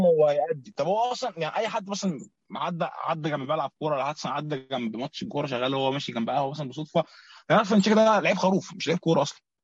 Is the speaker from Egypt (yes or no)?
yes; Egypt; عندنا في مصر